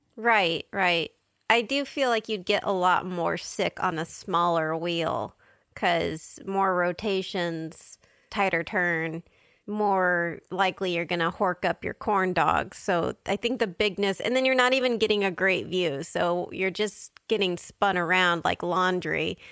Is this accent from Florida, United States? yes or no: no; San Diego, California, United States; my hometown of San Diego